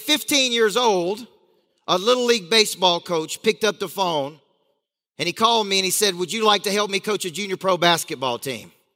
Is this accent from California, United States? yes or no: no; Tennessee, United States; I grew up in a small town in Tennessee